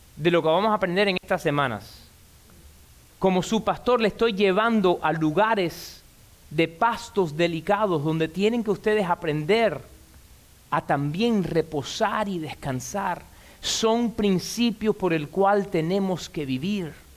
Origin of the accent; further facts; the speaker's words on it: Cuba; Y yo soy cubano, desde los 5 años tomo café con leche. En casa de mi abuelita